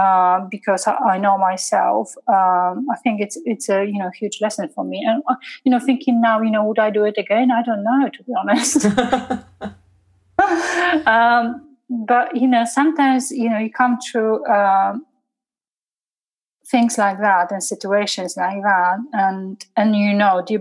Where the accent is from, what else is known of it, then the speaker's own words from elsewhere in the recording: Poland; English is a second language; moved away as an adult; now in England; I'm coming from a very Catholic, 98% of Polish people are Catholic and they go to, church on Sunday